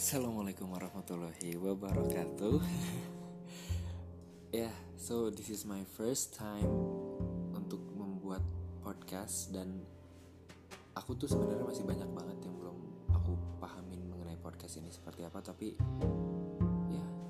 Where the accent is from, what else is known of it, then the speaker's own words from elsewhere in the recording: Purwakarta, West Java, Indonesia; moved away as an adult; now in Jakarta, Indonesia; aku lahir di Purwakarta, aku besar di sana